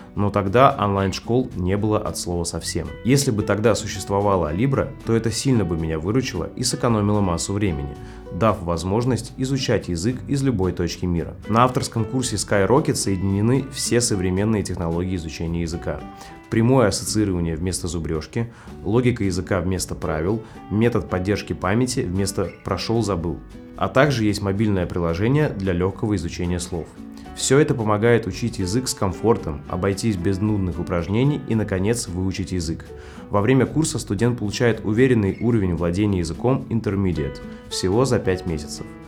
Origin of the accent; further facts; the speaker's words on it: Saint Petersburg, Russia; и там я из Рыбацкого